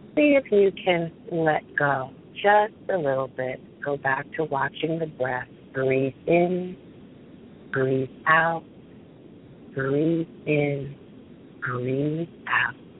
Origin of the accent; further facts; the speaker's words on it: New Jersey, United States; I'm from Central Jersey